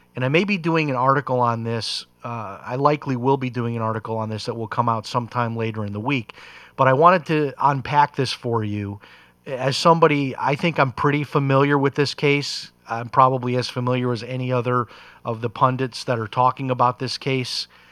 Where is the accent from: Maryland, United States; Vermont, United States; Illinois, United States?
Illinois, United States; Chicago; growing up in Chicago.